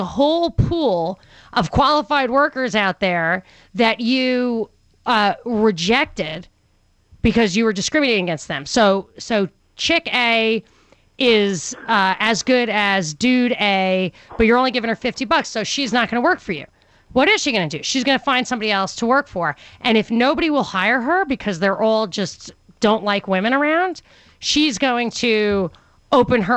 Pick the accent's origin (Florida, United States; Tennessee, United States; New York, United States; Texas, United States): New York, United States; growing up in New York